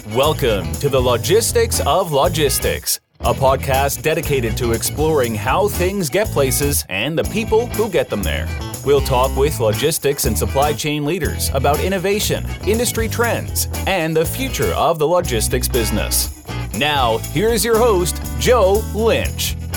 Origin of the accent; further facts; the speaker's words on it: Israel; I'm from Israel